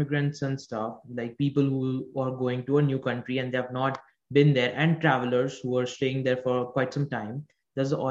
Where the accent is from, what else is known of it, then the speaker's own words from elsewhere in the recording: India; I'm from India